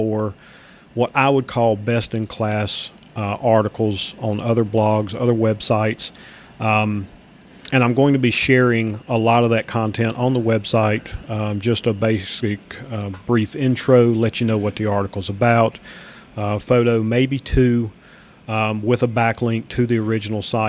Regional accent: Georgia, United States; my home state of Georgia

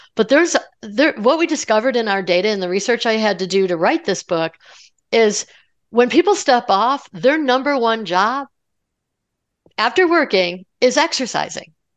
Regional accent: Colorado, United States; I'm from Colorado, so, you know, Mile High City

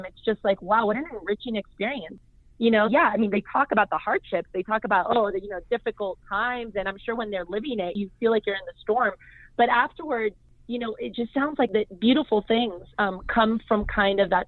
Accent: United States; My dad's from Argentina. My mom's Colombian. I'm from the U.S.

